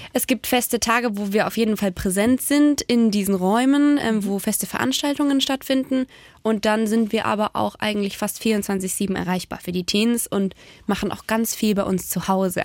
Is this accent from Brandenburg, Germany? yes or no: no; near Ravensburg, Baden-Württemberg, Germany; moved away as an adult; also born or lived in Stuttgart; now in Magdeburg, Germany; Ich komme aus Baden-Württemberg. Ich bin in der Nähe von Ravensburg, da wo die Spiele herkommen, mhm. groß geworden